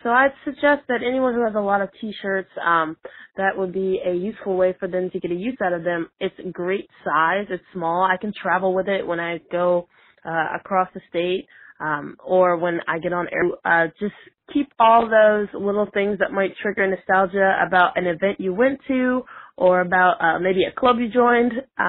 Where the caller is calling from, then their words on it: Tampa, Florida, United States; I'm from Tampa, Florida.